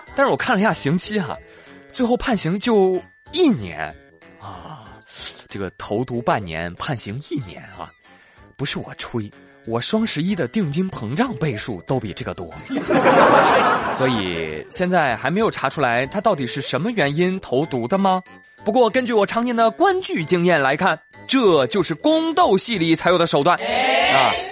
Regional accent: China; 我毕竟我是中国人嘛

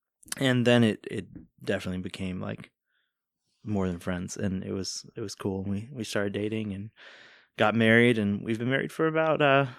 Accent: Virginia Beach, Virginia, United States; moved away as an adult; now in Northern Virginia, United States; I cannot stop telling people that I'm from Virginia Beach. I grew up there.

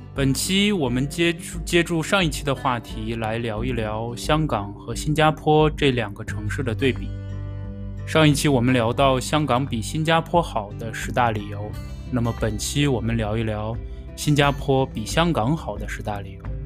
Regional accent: Xi'an, Shaanxi, China; also born or lived in Hong Kong; now in Singapore; 以前小时候在西安街头的那个感觉

